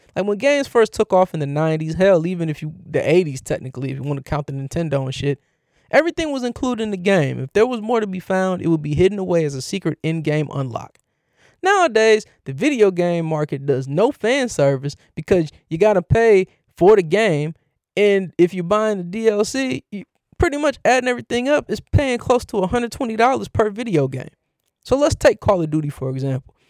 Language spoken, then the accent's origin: English; Cleveland, Ohio, United States; my hometown team, the Cleveland Cavaliers